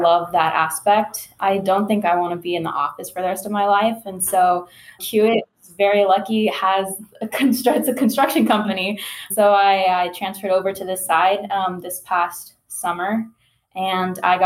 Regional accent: Houston, Texas, United States; I am a Houstonian, born and raised in Houston, Texas.

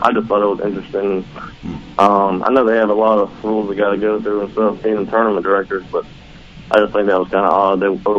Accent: North Carolina, United States; I'm from North Carolina.

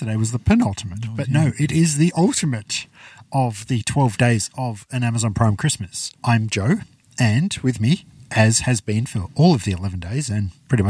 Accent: England, United Kingdom; moved away; I'm surprised you haven't mentioned that I'm Welsh, but I'm not. I'm English.

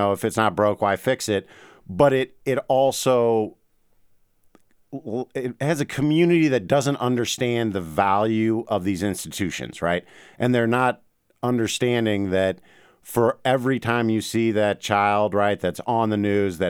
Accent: St. Louis, Missouri, United States; also born or lived in Memphis, United States / Washington, D.C., United States; So I grew up in St. Louis, right? Big cities. I lived in Memphis. I lived in Washington, D.C.

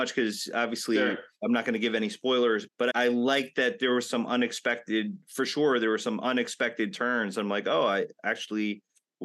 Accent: New York City, New York, United States; I'm from the Bronx

